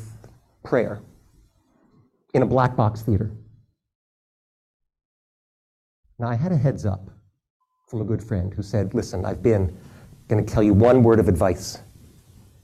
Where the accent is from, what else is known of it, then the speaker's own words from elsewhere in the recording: Philadelphia, Pennsylvania, United States; I was raised in the Philadelphia area